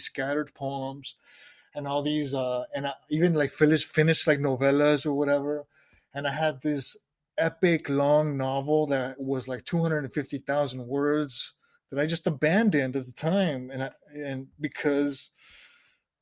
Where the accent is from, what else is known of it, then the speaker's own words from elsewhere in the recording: South Texas, United States; where I'm from South Texas